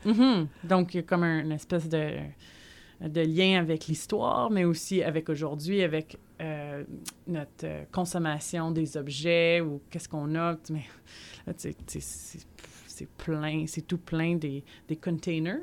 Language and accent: French; Montreal, Quebec, Canada; also born or lived in Gatineau; je suis née à Montréal